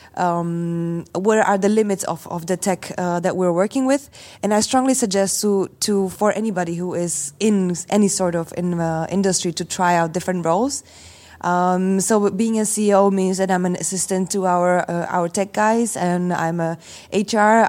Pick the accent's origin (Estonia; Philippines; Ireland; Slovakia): Slovakia; I come from Slovakia